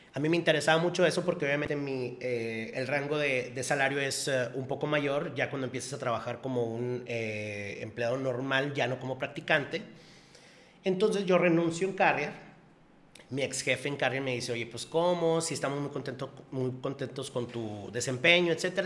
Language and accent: Spanish; Monterrey, Nuevo León, Mexico; yo nací aquí en Monterrey y yo vivo aquí en Monterrey